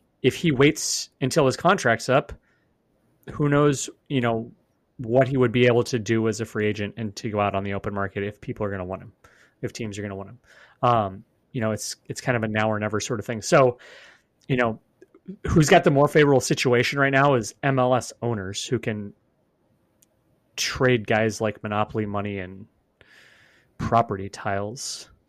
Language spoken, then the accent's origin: English; Oregon, United States; I'm from the West Coast. People pronounce my state Oregon, even though there's no A.